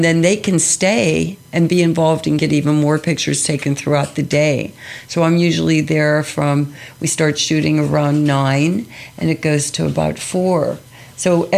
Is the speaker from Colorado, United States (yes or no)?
no; Pittsburgh, Pennsylvania, United States; I grew up in Pittsburgh